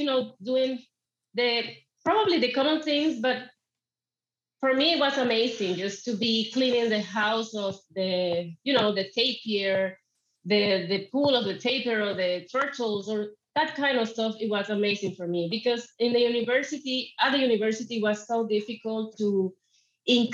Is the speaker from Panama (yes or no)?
yes; Panama; I am from Panama